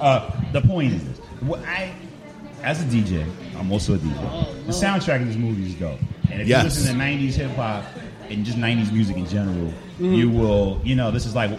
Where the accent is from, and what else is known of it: New York City, New York, United States; born or raised there; also born or lived in New Jersey